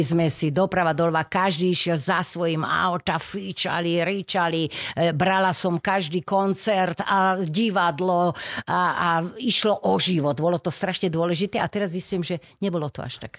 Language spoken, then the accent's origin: Slovak; Bratislava, Bratislava Region, Slovakia; narodila som sa podunajských biskupiciach